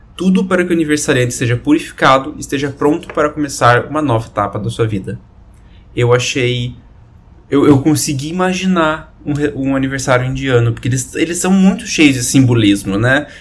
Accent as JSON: {"language": "Portuguese", "country": "Brazil"}